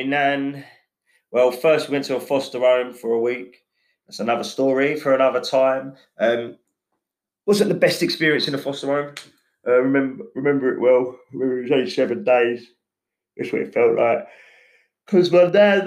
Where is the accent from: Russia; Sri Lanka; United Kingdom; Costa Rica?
United Kingdom; Enfield, London; I was born in Enfield Chase Farm